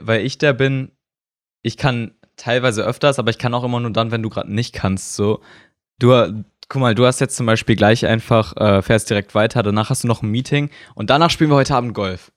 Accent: Germany; Also ich bin Deutscher

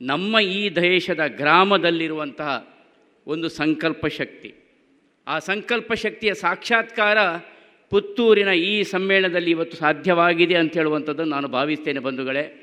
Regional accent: Karnataka, India; ನಾವು ತುಳುವರು ನಾವು ತುಳುವರು ಅನುಷ್ಠಾನದಲ್ಲಿ ಗಟ್ಟಿ ಕನ್ನಡಿಗರು

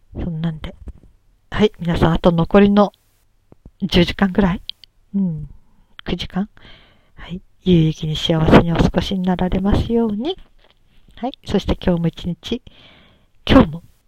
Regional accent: Japan

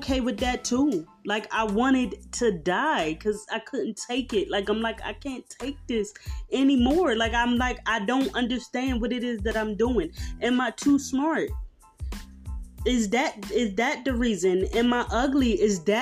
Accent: Philadelphia, Pennsylvania, United States; I'm from South Philly

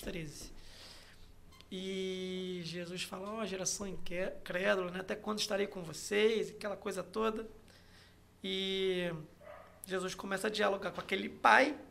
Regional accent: Macaé, Rio de Janeiro, Brazil; primeira igreja batista da Barra de Macaé, onde eu cresci

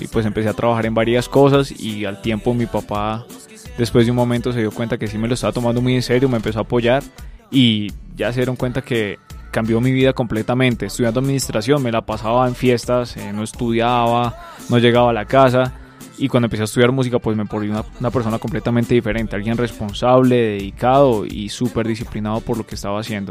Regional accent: Bogotá, Colombia; yo soy un artista de Bogotá, Colombia.

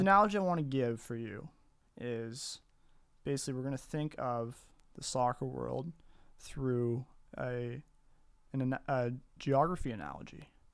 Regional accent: Riverview, New Brunswick, Canada; I am, uh, from Riverview, New Brunswick. Proud Canadian, proud Maritimer

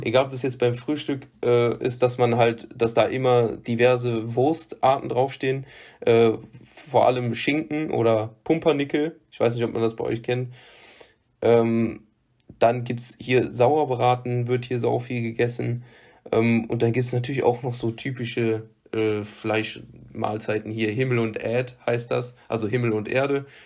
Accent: Rhineland, Germany; accent: Rhineland slang; ich bin Rheinländer und ich kann so ich kann, ich kann jetzt nicht den rheinischen Dialekt, also ich kann kein Platt, aber ich kann äh, halt diesen, diesen typischen Slang, den wir hier haben, sprechen.

